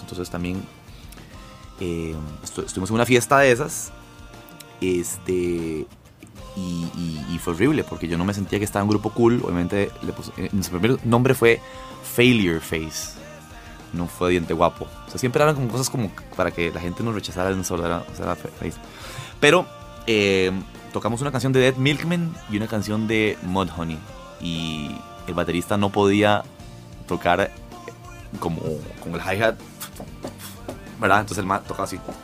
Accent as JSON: {"language": "Spanish", "country": "Costa Rica", "tie": "born or raised there", "also_born_or_lived": "Lima, Peru"}